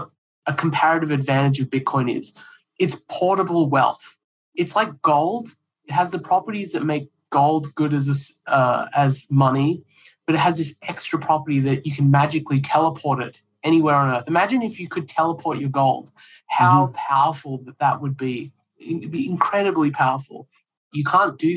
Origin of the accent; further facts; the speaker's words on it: Australia; moved away as an adult; also born or lived in India / New Hampshire; now in United States; I grew up in Australia